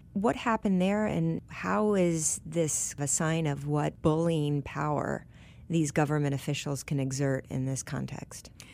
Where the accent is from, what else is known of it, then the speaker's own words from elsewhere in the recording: Michigan, United States; I grew up in Michigan